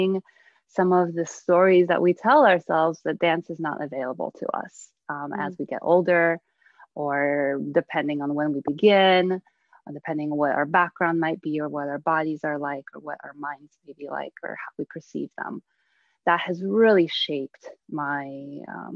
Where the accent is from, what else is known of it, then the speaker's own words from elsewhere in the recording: United States; also born or lived in Bydgoszcz, Poland; I came to the United States when I was 8